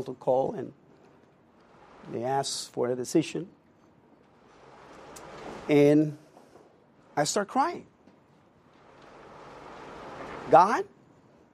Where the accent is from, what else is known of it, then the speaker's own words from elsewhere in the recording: Puerto Rico; moved away; I was born and raised in Puerto Rico